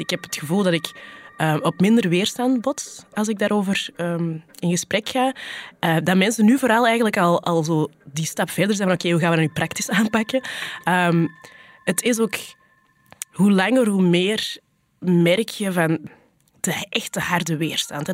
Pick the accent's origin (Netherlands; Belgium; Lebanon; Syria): Belgium; Flanders